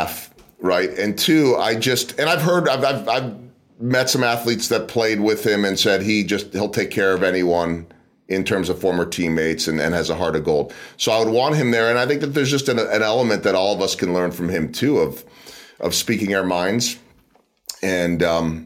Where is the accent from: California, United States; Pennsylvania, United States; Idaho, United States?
Pennsylvania, United States; outside of Philadelphia; moved away; also born or lived in Chicago; I grew up outside of Philadelphia before moving to Chicago